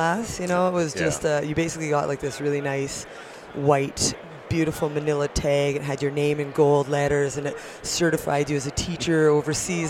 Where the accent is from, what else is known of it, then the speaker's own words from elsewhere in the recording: Steinbach, Manitoba, Canada; now in Fernie, Canada; I was born and raised in Manitoba